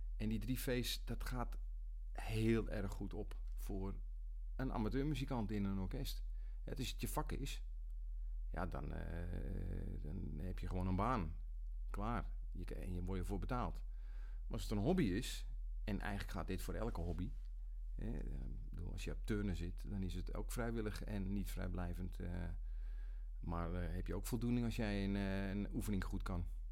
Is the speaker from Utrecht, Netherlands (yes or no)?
yes; Nigtevecht, Utrecht, Netherlands; now in Almere, Netherlands; ik kom uit Nichtenvecht. Een eh, eh, dorpje langs de vecht tussen, eh, tussen Weesp en Vreeland in. En daar ehm, heb ik vanaf mijn, geboorte gewoond